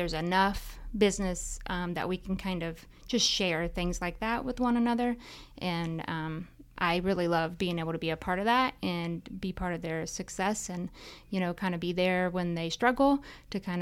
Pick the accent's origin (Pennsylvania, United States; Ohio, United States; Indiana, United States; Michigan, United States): Indiana, United States; Winchester; also born or lived in West Lafayette, Indiana; So I grew up in Winchester in Randolph County, was born and raised here.